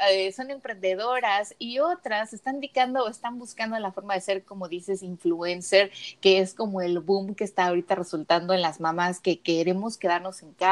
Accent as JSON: {"language": "Spanish", "country": "Mexico", "said": "yo también soy de México"}